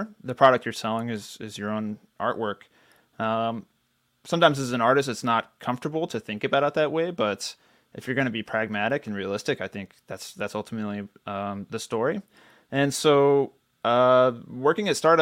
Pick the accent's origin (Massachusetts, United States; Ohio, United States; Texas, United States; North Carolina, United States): Texas, United States; Central; I grew up in Central Texas, middle class